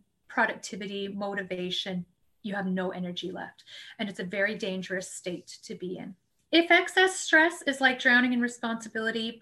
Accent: Canada; We're Canadian

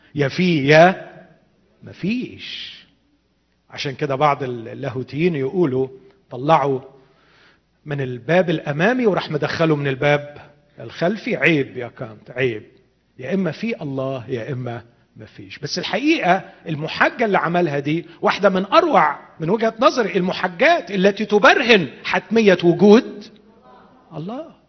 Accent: Egypt; عندنا في مصر

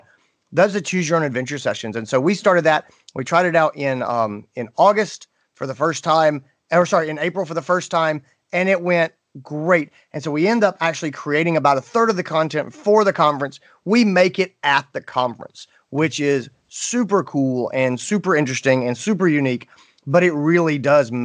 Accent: North Carolina, United States; I grew up in North Carolina.

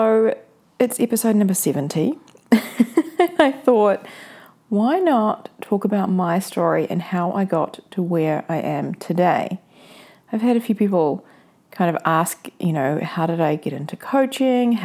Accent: New Zealand; I will be in New Zealand, back in my hometown.

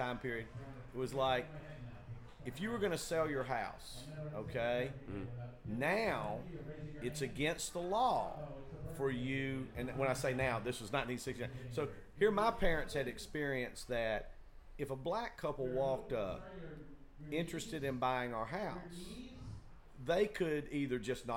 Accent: Chattanooga, Tennessee, United States; also born or lived in Memphis; I grew up in Chattanooga, it was almost all white how I grew up.

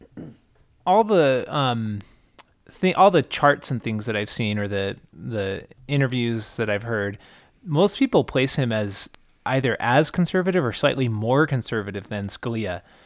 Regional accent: Utah, United States; also born or lived in California; mostly I grew up in Utah and California. Um, not in that order, California, but mostly Utah

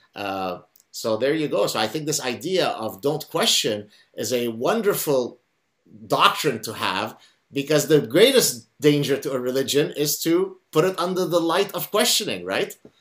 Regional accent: Lebanon; first language Arabic; English is a second language; now in Canada; I grew up in Lebanon

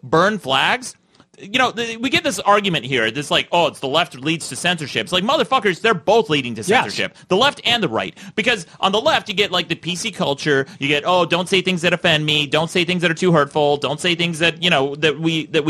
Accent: Utah, United States; I grew up in Utah, very conservative.

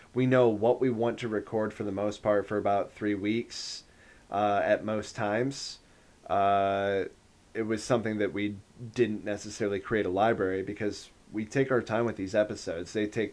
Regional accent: Northeastern Iowa, United States; right outside my hometown

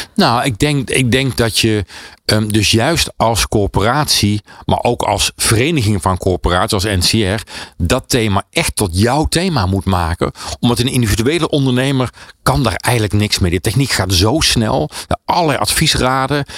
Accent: North Brabant, Netherlands; dat begon in Brabant, waar ik vandaan kwam

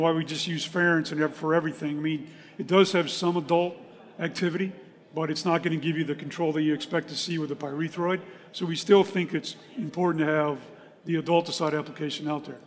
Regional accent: Raleigh, North Carolina, United States; I'm from Raleigh, North Carolina

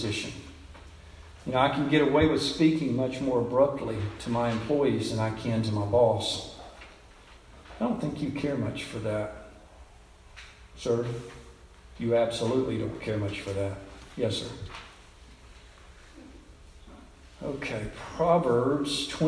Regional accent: United States; I was born white here in America and into a loving family

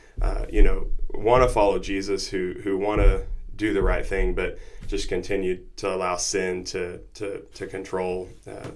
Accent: Noble, Oklahoma, United States; I grew up in Noble, Oklahoma, not too far from here.

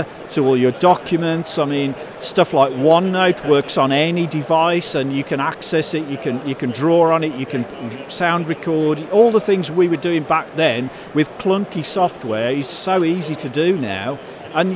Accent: Birmingham, West Midlands, United Kingdom; I spike like this from growing up in Birmingham

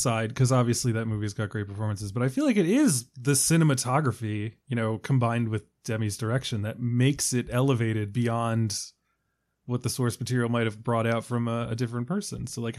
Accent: Washington, District of Columbia, United States; The Washington Post, my hometown newspaper.

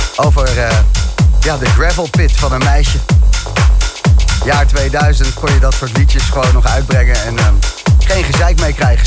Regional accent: Zoetermeer, South Holland, Netherlands; ik ben geboren en getogen in Zoetermeer

